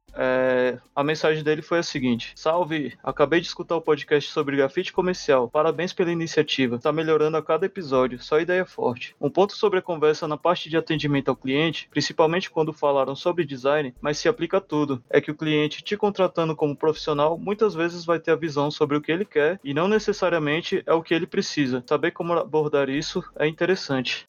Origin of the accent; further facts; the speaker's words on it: Novo Gama, Goiás, Brazil; eu sou, sou de Novo Gama, cidade que fica no entorno de Brasília.